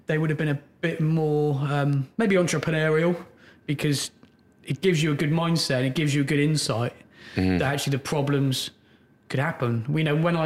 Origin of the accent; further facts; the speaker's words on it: Oxfordshire, South East England, United Kingdom; I grew up in Oxfordshire.